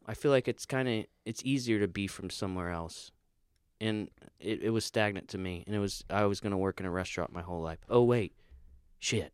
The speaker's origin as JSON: {"language": "English", "region": "Florida", "country": "United States", "said": "being from Florida"}